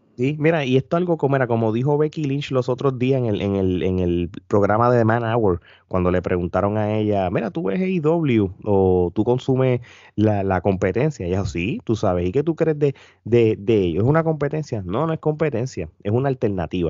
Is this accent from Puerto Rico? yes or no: yes; Puerto Rico; nosotros puertorriqueños